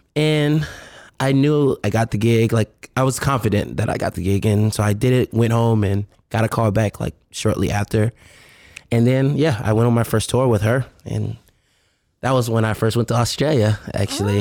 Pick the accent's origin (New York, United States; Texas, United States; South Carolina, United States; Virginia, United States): Virginia, United States; Richmond; now in Los Angeles, United States; I'm from Virginia, Richmond, Virginia, R V